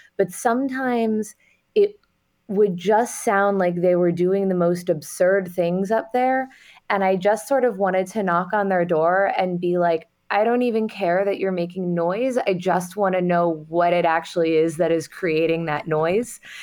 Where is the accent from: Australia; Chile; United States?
United States; New York City, New York; I, I grew up in Manhattan